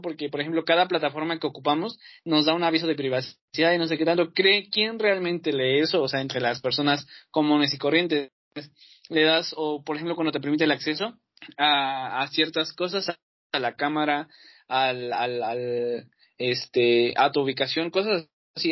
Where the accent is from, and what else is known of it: Mexico